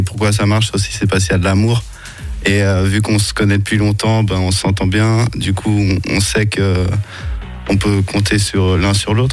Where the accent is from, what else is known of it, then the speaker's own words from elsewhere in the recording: Geneva, Switzerland; first language English; French is a second language; On est de Genève les trois à la base.